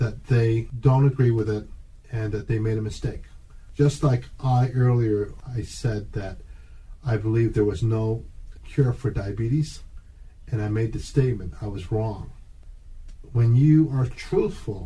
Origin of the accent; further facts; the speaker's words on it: Canada; I'm Canadian.